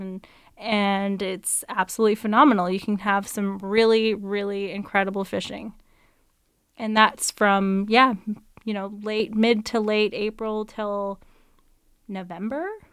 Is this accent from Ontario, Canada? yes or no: no; Delta, British Columbia, Canada; I grew up in North Delta